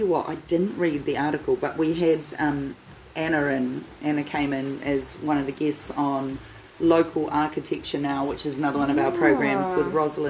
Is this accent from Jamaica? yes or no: no; Levin, Manawatū-Whanganui, New Zealand; I come from Levin